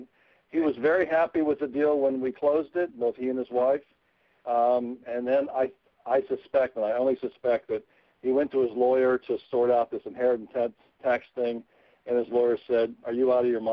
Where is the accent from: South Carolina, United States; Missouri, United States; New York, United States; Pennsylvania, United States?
Pennsylvania, United States; I'm from Pennsylvania